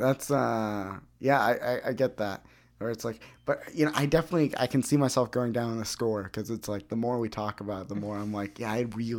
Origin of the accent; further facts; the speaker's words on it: Peoria, Arizona, United States; When I grew up in Peoria.